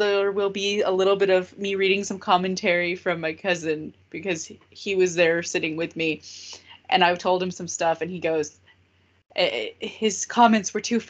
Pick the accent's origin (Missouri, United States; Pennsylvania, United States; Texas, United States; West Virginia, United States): Texas, United States; And we are two people from Texas. Two girls.